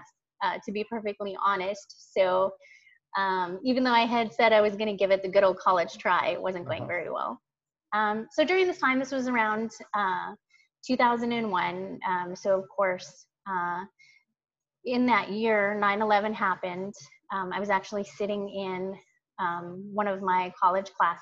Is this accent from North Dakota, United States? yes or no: yes; North Dakota, United States; moved away as an adult; I grew up in North Dakota